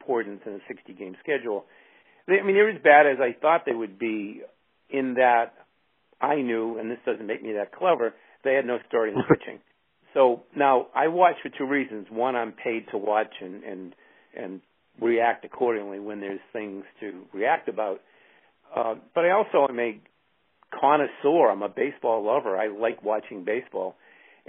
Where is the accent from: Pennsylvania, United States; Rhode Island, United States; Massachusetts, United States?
Massachusetts, United States; Boston; I grew up in Fenway